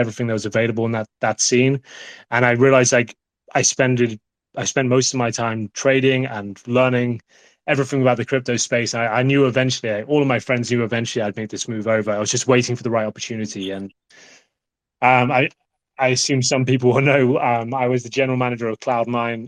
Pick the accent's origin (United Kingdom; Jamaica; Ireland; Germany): United Kingdom; I'm the British guy in the background talking about CSGO.